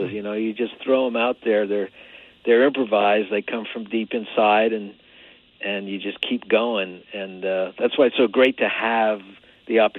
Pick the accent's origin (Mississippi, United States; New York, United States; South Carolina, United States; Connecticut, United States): New York, United States; Long Island; I grew up on Long Island